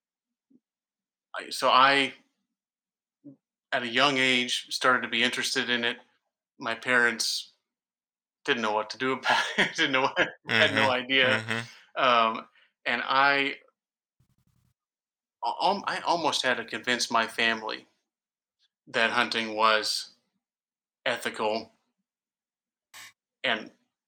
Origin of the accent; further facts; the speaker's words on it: Tulsa, Oklahoma, United States; also born or lived in California; now in Wichita, United States; I grew up mostly in Oklahoma, northeastern Oklahoma, Tulsa area.